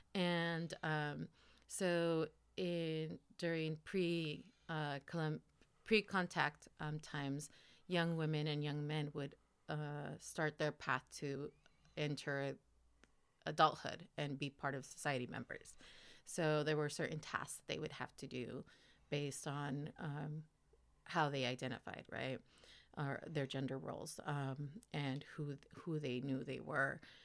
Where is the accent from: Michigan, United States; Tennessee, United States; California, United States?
California, United States; Guadalupe; also born or lived in Santa Maria / Sonora, Mexico / Jalisco, Mexico / Los Angeles; I was born here in Santa Maria, lived in Guadalupe, uh, most of my life